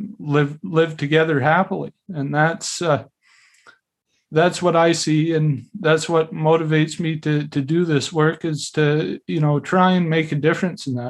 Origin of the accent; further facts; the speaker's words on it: Sointula, British Columbia, Canada; also born or lived in Alert Bay, British Columbia; I was born in Alert Bay on Namgus traditional territory, grew up in a little place right next door called Sointula.